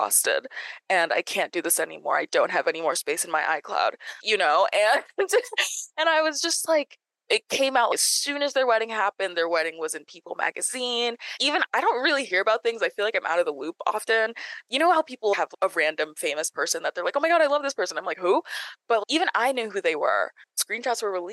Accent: the South, United States; I'm from the South

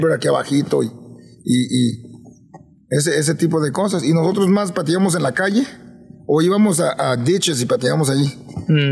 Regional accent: Los Angeles, California, United States; yo crecí en Los Ángeles

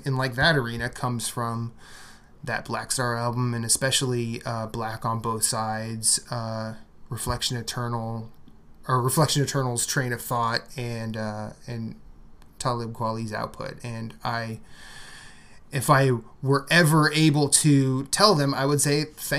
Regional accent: Midwest, United States; moved away; growing up in the Midwest

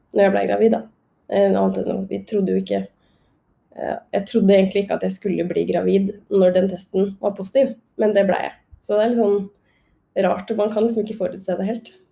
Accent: Krokstadelva, Buskerud, Norway; jeg er jo eh, fra Drammen. Eller Krokstadelva, eh, rettere sagt.

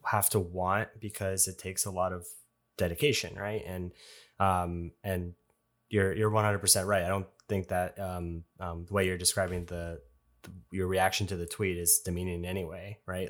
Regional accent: Canada; I'm a Canadian

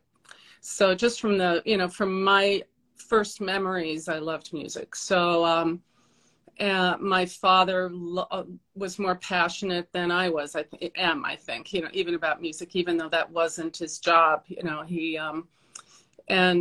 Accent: Port Washington, New York, United States; I'm from Long Island

